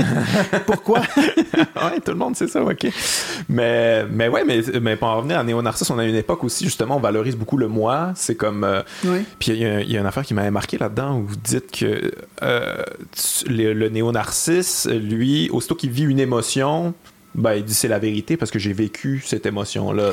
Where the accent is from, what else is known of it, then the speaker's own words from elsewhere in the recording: Quebec City, Quebec, Canada; je viens de Québec. J'ai grandi avec les radios de Québec